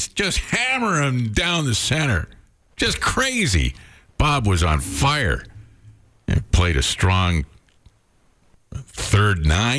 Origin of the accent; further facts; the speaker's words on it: St. Albert, Alberta, Canada; I'm from St. Albert.